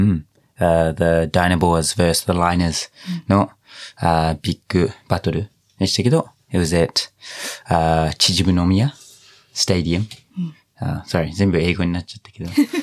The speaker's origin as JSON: {"language": "Japanese", "country": "New Zealand", "tie": "born or raised there", "second_language": "Japanese", "moved": "yes", "lives_now": "Japan", "said": "ずっとニュージーランド育ち"}